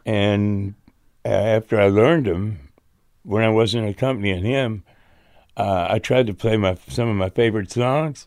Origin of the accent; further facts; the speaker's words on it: Chicago, Illinois, United States; we were born and raised in Chicago area.